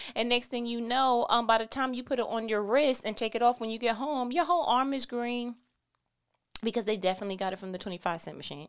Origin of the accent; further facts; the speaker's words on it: New York, United States; I'm from New York